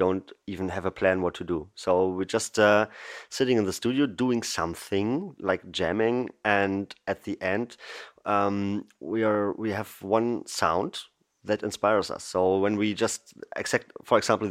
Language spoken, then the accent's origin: English; Berlin, Germany; I'm from Berlin in Germany. I'm born here, live here